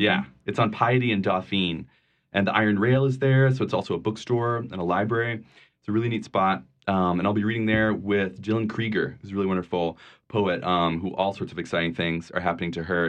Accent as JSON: {"language": "English", "region": "Vermont", "country": "United States", "tie": "born or raised there", "also_born_or_lived": "New Orleans", "moved": "yes", "said": "I grew up in, uh, a tiny town in Vermont"}